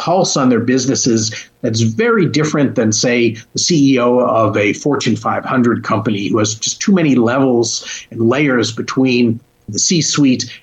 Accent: Hartford, Connecticut, United States; moved away; Hartford, as I was growing up in the 70s and late 60s, was a troubled

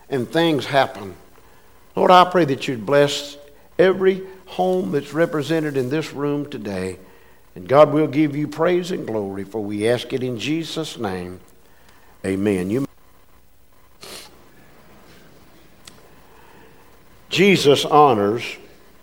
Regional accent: United States; I was born in America. I could have been born overseas, but I was born in America

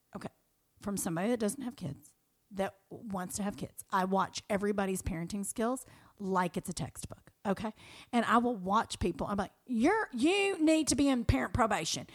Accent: Kentucky, United States; now in Los Angeles, United States; who I grew up with in Kentucky

